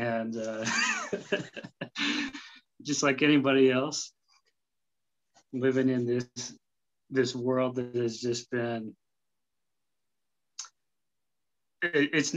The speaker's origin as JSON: {"language": "English", "town": "Salt Lake City", "region": "Utah", "country": "United States", "tie": "born or raised there", "said": "I grew up in Salt Lake City, Utah"}